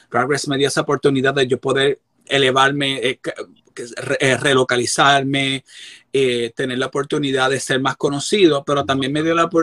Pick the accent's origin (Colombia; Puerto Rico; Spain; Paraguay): Puerto Rico; moved away; Yo recibí terapia porque también yo llegué de Puerto Rico, yo llegué bien roto